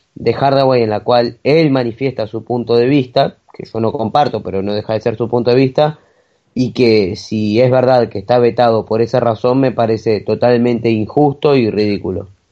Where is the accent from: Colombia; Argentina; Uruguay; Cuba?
Argentina; un orgullo como argentino